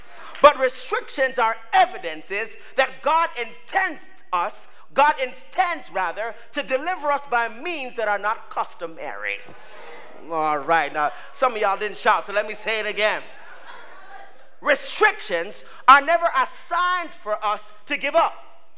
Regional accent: Canada; I'm Canadian. So, I mean, you know, we always come to the States.

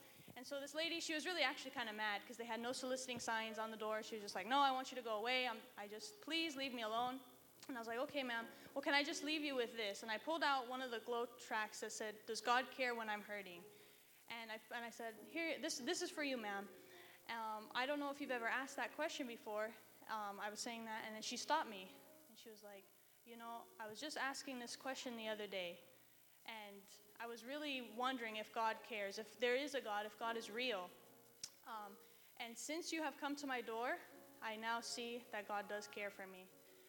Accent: Reno, Nevada, United States; I'm from Reno. I go to the university there

